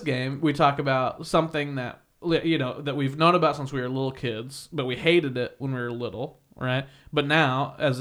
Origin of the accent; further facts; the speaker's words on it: Kansas, United States; also born or lived in Indiana; now in Los Angeles, United States; when I was little, growing up in Kansas